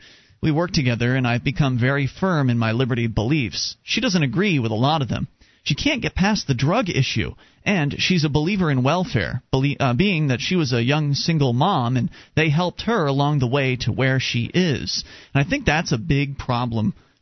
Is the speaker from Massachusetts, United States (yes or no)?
no; Texas, United States; now in Washington, United States; You see, I grew up in Texas right next to Fort Hood